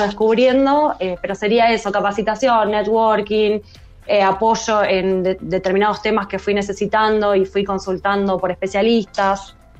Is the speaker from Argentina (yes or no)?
yes; San Pedro, Buenos Aires Province, Argentina; now in Rosario, Argentina; Yo vivo en Rosario, en realidad soy de San Pedro, que es, bueno, cerquita, unos 180 kilómetros de acá de, Rosario